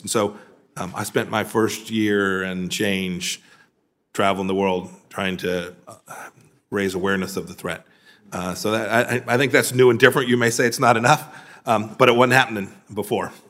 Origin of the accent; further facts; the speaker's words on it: Kansas, United States; my home state of Kansas